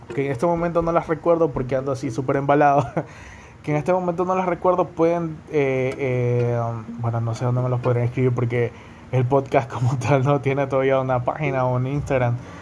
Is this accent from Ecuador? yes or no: yes; Guayaquil, Guayas, Ecuador; accent: Guayaquil coastal accent